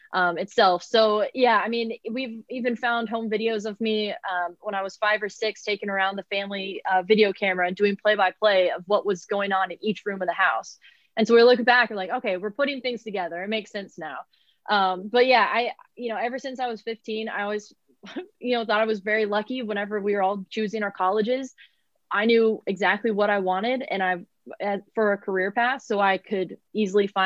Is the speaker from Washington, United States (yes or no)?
no; Texas, United States; I'm from Texas